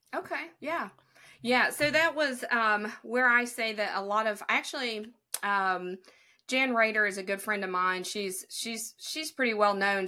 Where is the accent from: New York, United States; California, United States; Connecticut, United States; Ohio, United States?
Ohio, United States; southern tip of; accent: southern; I was born in Ohio, but I am on the most southern tip of Ohio, and I border Kentucky and West Virginia